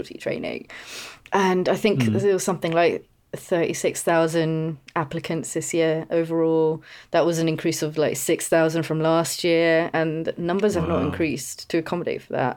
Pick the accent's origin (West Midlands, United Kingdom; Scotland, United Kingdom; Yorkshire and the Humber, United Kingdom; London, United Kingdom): London, United Kingdom; moved away as an adult; also born or lived in East of England; now in West of England, United Kingdom; I was in that London bubble as well because grew up in London. I was born in Homerton